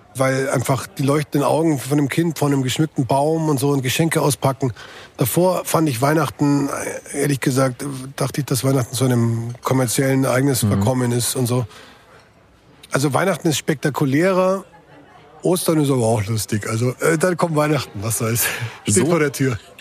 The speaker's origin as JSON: {"language": "German", "region": "Bavaria", "country": "Germany", "said": "ich bin hier als Bayer in Bayern angetreten"}